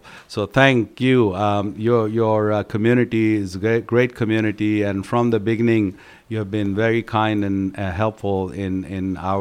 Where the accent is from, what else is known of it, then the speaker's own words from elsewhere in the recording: Hyderabad, Telangana, India; now in United States; traveling with him in my hometown